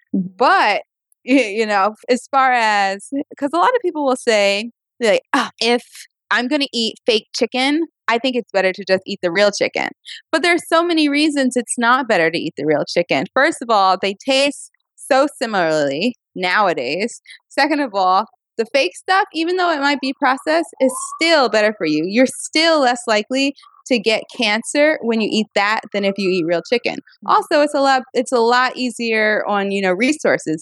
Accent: the South, United States; I am from the South

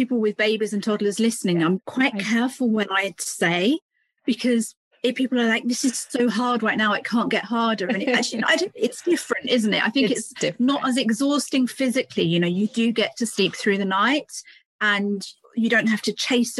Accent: United Kingdom; You probably hear from my accent, I'm from the UK. I live just between London and Cambridge, if anybody knows England.

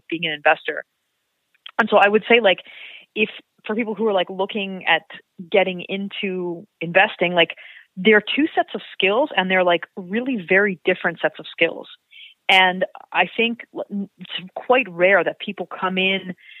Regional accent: Montreal, Quebec, Canada; moved away as an adult; also born or lived in Toronto / Vancouver; I grew up in Montreal

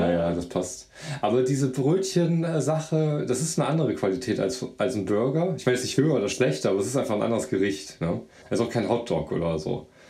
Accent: Mönchengladbach, North Rhine-Westphalia, Germany; also ich bin ja in Gladbach groß geworden, Mönchengladbach

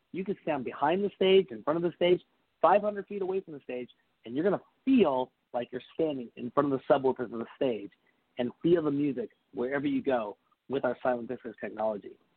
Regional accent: Seattle, Washington, United States; growing up in Seattle

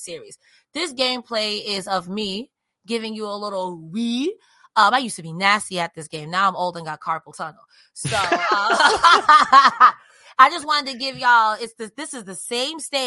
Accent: New York, United States; I'm from New York

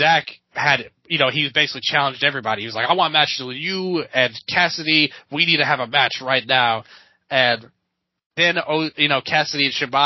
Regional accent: Memphis, Tennessee, United States; I was born and raised in Memphis, Tennessee

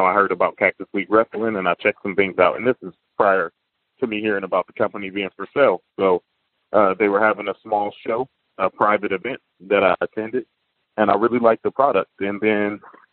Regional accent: Toledo, Ohio, United States; moved away as an adult; now in Arizona, United States; I'm from a small city in Ohio called Toledo, Ohio

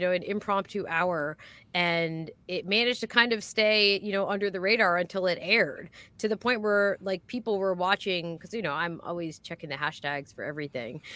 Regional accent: Philadelphia, Pennsylvania, United States; I'm from Philadelphia

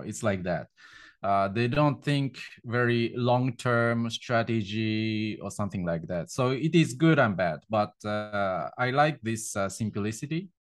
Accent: Japan; moved away as an adult; now in Moscow, Russia; I'm from Japan and, uh, I've been in Russia since two thousand sixteen.

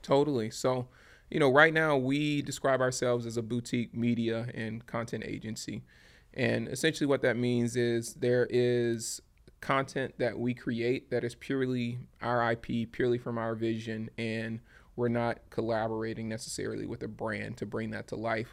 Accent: Baton Rouge, Louisiana, United States; moved away; my hometown of Baton Rouge, Louisiana

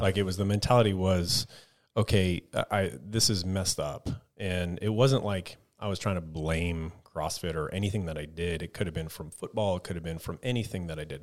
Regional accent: Texas, United States; moved away as an adult; also born or lived in Colorado; I grew up in Texas

